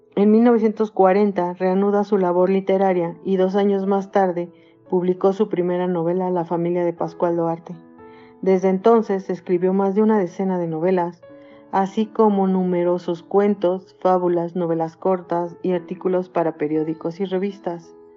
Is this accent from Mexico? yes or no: yes; Mexico; also born or lived in Temoaya, State of Mexico; soy mexicana, tengo 55 años de edad y vivo en Temuaya, Estado de México